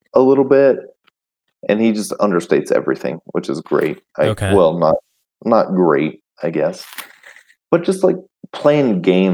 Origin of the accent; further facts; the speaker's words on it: Tennessee, United States; moved away; also born or lived in California; I grew up in Tennessee